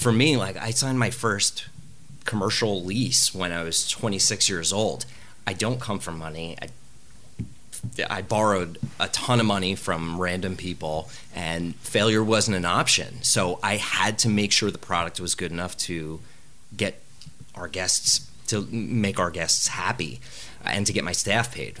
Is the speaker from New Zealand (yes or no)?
no; United States; the pizza I grew up eating in New Jersey and New York